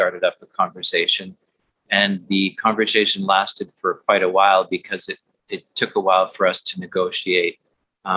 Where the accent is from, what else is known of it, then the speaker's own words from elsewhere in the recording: Manitoba, Canada; I grew up in Manitoba, which is a pretty hockey crazed area